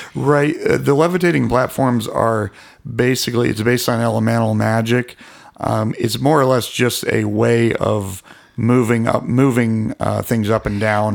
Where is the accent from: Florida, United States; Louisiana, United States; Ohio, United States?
Ohio, United States; Alliance; my hometown. It's not all that famous. Alliance, Ohio